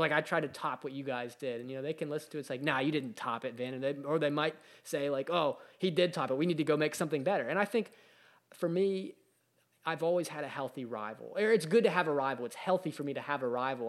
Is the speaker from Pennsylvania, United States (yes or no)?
yes; Pittsburgh, Pennsylvania, United States; growing up in Pittsburgh, there was a, a, you know, a group, we had a group of bands